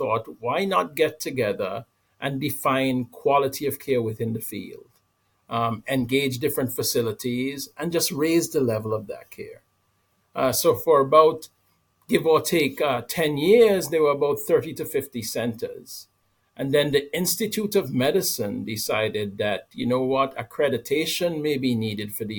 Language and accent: English; Antigua & Barbuda; moved away; I'm from Antigua, a small island in the Caribbean